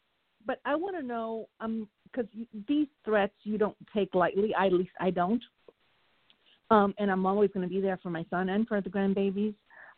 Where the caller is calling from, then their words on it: Florida, United States; Hi, ladies. Good evening. … from Florida.